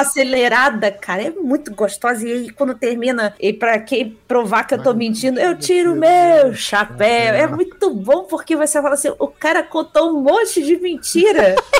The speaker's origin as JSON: {"language": "Portuguese", "region": "Rio de Janeiro", "country": "Brazil", "said": "Eu sou carioca"}